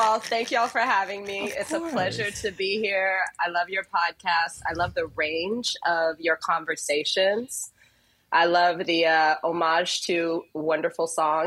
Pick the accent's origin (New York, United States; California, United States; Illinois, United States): Illinois, United States; Chicago; I grew up in Chicago